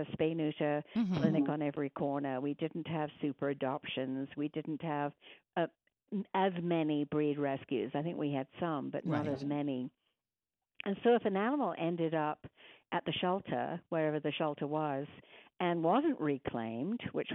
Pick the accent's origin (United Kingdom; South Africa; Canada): United Kingdom; England; moved away as an adult; now in Kanab, United States; I'm originally from England.